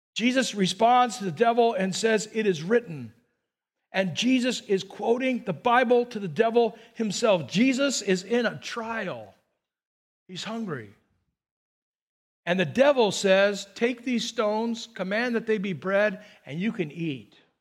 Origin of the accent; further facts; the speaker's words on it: Burbank, California, United States; I grew up in Burbank